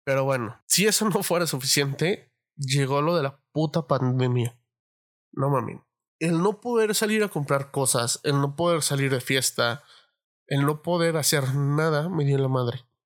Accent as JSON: {"language": "Spanish", "region": "Mexico City", "country": "Mexico", "moved": "as an adult", "said": "la Ciudad de México, de donde soy, porque ahorita estoy viviendo en otro lado"}